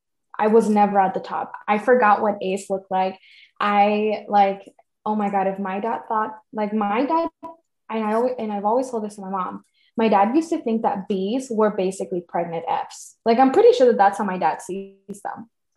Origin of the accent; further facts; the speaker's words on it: Mexico; All you had to say was, I'm from Mexico. And people would be like, oh yeah, okay, I get it. You're not from here.